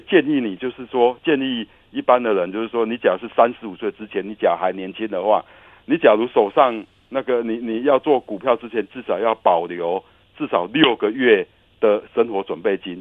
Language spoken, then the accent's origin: Chinese; Taiwan; 我们台湾人